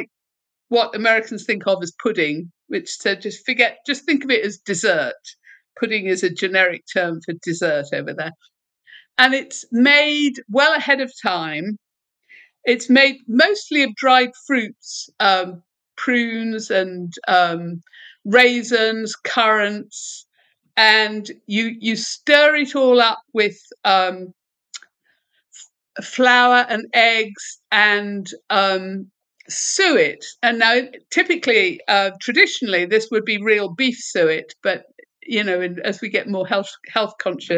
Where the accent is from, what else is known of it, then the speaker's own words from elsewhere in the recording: Kent, South East England, United Kingdom; also born or lived in Dublin, Ireland; I grew up in the southeast in Kent, which is a county that's south of London